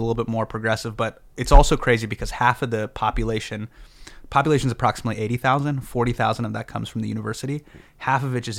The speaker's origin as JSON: {"language": "English", "town": "Davis", "region": "California", "country": "United States", "tie": "born or raised there", "also_born_or_lived": "Los Angeles, California", "moved": "as an adult", "lives_now": "New York, United States", "said": "I grew up in Davis, California."}